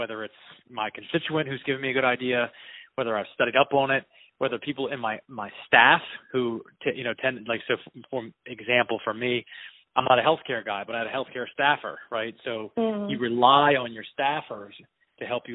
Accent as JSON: {"language": "English", "area": "Eastern Shore", "region": "Maryland", "country": "United States", "tie": "born or raised there", "also_born_or_lived": "Virginia", "moved": "as an adult", "said": "I was raised on the Eastern Shore in Maryland"}